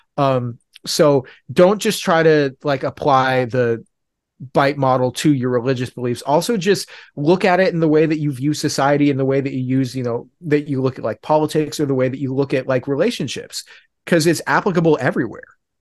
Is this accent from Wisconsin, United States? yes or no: no; Oregon, United States; I'm from Oregon